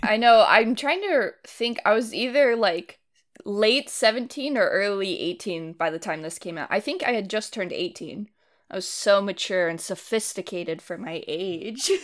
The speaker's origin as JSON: {"language": "English", "town": "Livermore", "region": "California", "country": "United States", "tie": "born or raised there", "said": "where I grew up"}